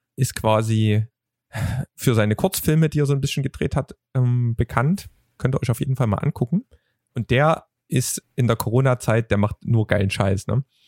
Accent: Vogtland, Saxony, Germany; als Vogtländer

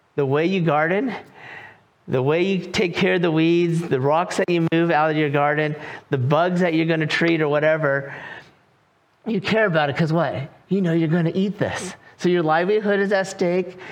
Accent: California, United States; moved away as an adult; also born or lived in North Carolina; now in Raleigh, North Carolina, United States; I am from California. I lived there for 43 years

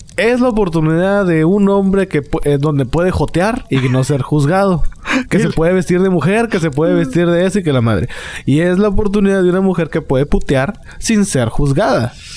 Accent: Monterrey, Nuevo León, Mexico; a nosotros de Monterrey

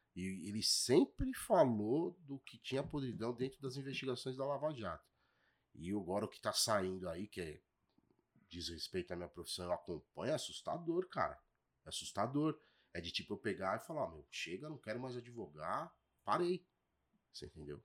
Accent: São Paulo, Brazil; fui criado no, na Ponte Rasa ali, né? Menino Matarazzo.

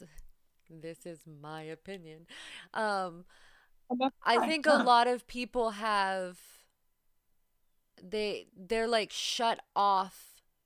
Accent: Northwestern Pennsylvania, United States; I'm from Northwestern Pennsylvania

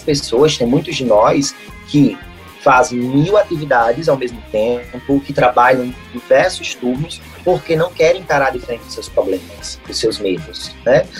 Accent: Brazil; nós brasileiros

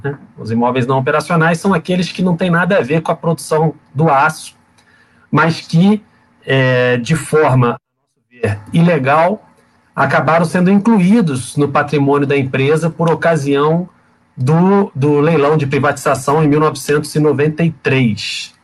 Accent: Volta Redonda, Rio de Janeiro, Brazil; que é nascida e criada em Volta Redonda, como eu

